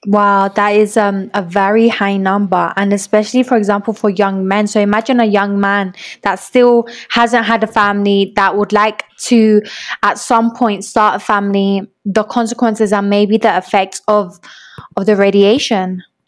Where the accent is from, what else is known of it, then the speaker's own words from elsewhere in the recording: London, United Kingdom; moved away as an adult; now in Medellín, Colombia; I grew up in London